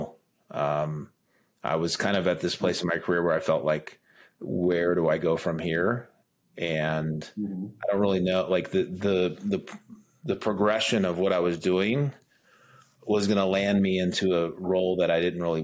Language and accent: English; Oklahoma, United States; moved away as an adult; also born or lived in Los Angeles, California; now in Denver, United States; Grew up in Oklahoma